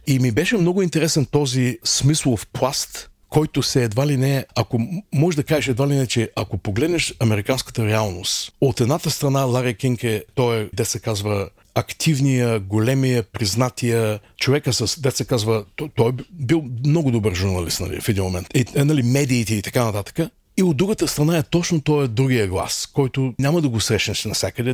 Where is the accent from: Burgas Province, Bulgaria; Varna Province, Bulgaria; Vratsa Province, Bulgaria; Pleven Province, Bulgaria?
Burgas Province, Bulgaria; Burgas; moved away as an adult; also born or lived in Aytos; now in New York, United States; Аз всъщност съм роден в Айтос, няколко годишен съм бил, когато нашите се преместиха в Бургас и вече напълно, аз съм се израснал като бургазлия